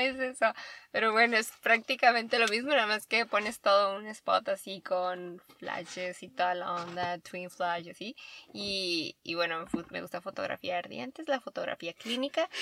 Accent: Baja California, Mexico; En Baja California, soy de Baja California.

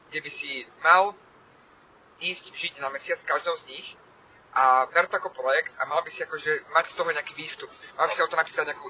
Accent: Levice, Nitra Region, Slovakia; moved away as an adult; now in Bratislava, Slovakia; Viem, aké to je žiť v Leviciach ako detsko. Ja som tam vyrastal, do, ja som mal 18 rokov, keď sme, keď sme odišli z Levíc

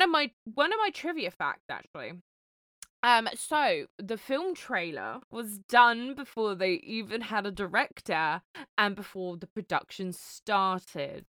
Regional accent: United Kingdom; as a British person

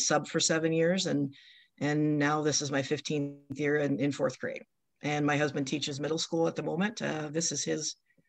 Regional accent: Marshalltown, Iowa, United States; also born or lived in Ankeny, Iowa / Texas; I grew up in Marshalltown and then moved to Ankeny. My husband is from Ankeny. We both moved to Texas right out of college

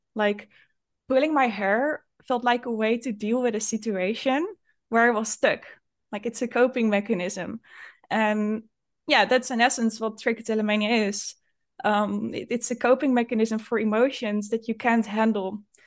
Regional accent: Netherlands; I'm from the Netherlands

